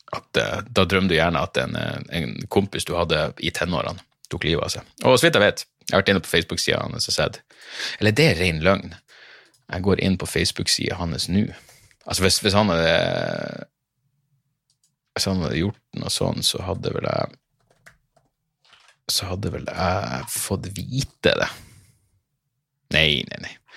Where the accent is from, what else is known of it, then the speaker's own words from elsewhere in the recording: Narvik, Nordland, Norway; jeg kommer fra Narvik